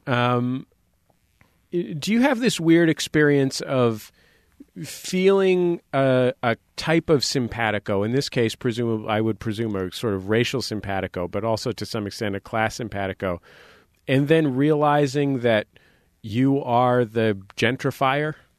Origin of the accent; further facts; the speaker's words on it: San Francisco, California, United States; moved away; I grew up in the Mission in San Francisco